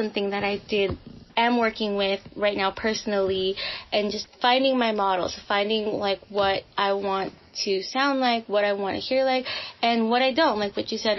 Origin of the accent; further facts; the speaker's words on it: Philippines; To me, like, the best quality of being Filipino is our resiliency.